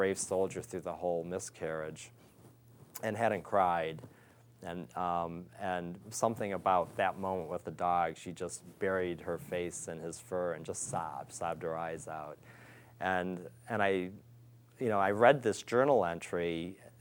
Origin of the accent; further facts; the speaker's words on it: Pontiac, Michigan, United States; moved away as an adult; also born or lived in Detroit, Michigan / Ohio; I was born in Detroit and grew up just outside Pontiac, Michigan.